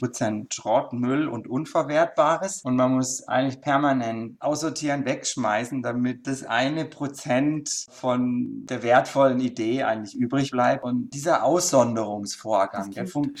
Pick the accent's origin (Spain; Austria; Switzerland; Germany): Germany; Denzlingen, Baden-Württemberg; also born or lived in Freiburg; geboren im ersten Lebensjahr in Freiburg und dann bin ich aufs Dorf in Denzlingen gezogen. Das ist so ein paar Kilometer neben Freiburg. Da habe ich ein Kinderdachzimmer gehabt